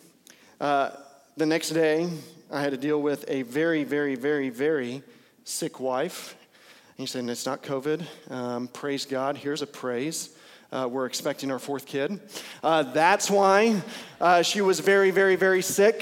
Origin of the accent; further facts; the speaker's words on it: Bowie, Texas, United States; also born or lived in Lubbock, Texas; I grew up primarily in Bowie, Texas, and so in Bowie, Texas, there is no traffic